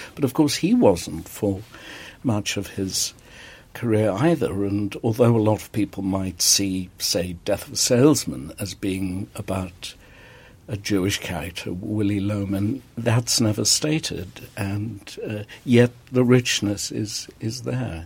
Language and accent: English; South Africa; moved away as an adult; South African. When I came to this country in the 60s